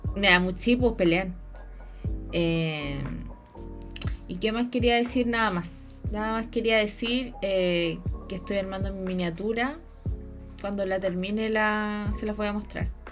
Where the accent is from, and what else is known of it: Chile